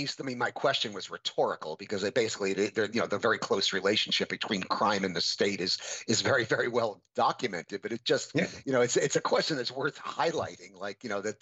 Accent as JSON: {"language": "English", "country": "United States"}